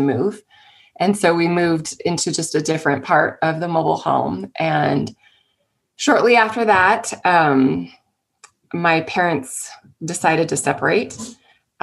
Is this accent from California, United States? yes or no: yes; San Jose, California, United States; I grew up in the Bay Area in San Jose, California